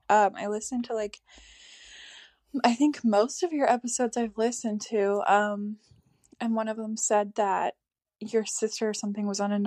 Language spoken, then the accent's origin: English; Canada; My parents are divorced. I grew up like in Canada.